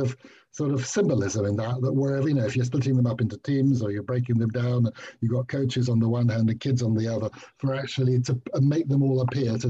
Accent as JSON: {"language": "English", "region": "London", "country": "United Kingdom", "tie": "born or raised there", "also_born_or_lived": "Dar es Salaam, Tanzania / Christ's Hospital boarding school", "said": "when I grew up, until age 11, I was in Winchmore Hill, although they were actually 2 years as a tot in Dar es Salaam."}